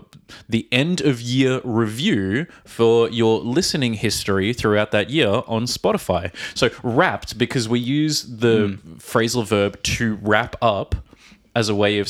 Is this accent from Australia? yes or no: yes; Australia; from Australia.